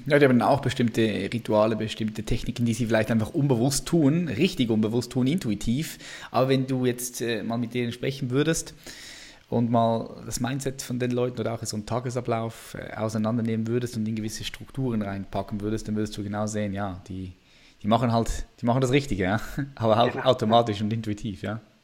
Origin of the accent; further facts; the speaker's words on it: Switzerland; ich bin Schweizer